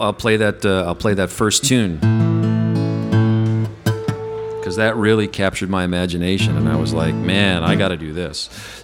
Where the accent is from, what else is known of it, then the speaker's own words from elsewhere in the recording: upstate New York, United States; moved away as an adult; also born or lived in New Jersey; now in Chicago, United States; I'm originally from I was born in New Jersey, I guess, if you could admit that sort of thing. But I grew up in upstate New York, and that's where I started playing and really getting interested in music.